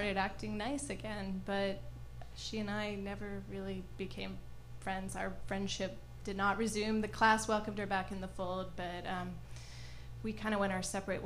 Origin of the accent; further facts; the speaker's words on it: Canada; moved away; I grew up in Canada